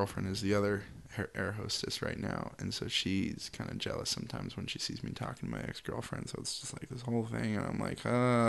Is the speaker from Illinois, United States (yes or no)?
no; Seattle, Washington, United States; No, I'm from Seattle.